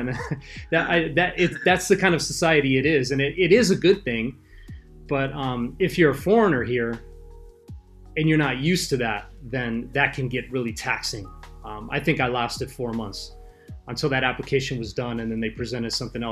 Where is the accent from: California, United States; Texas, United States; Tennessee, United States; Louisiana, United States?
California, United States; Los Angeles; moved away as an adult; now in Okinawa, Japan; I'm from Los Angeles